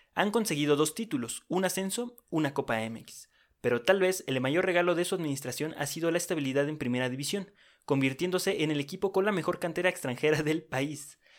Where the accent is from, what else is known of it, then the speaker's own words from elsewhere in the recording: Mexico; somos mexicanos